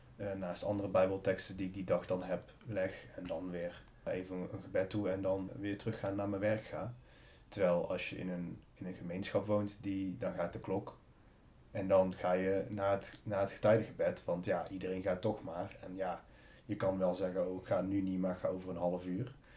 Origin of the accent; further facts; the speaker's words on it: North Brabant, Netherlands; moved away as an adult; in Brabant, waar ik iedereen kende, waar ik vandaan kom